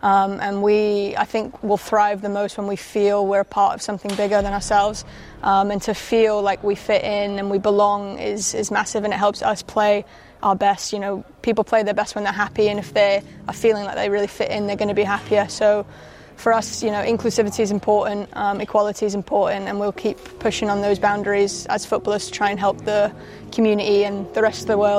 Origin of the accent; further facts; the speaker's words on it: London, United Kingdom; now in Manchester, United Kingdom; I came from London where it was a bit, obviously, bigger of a city.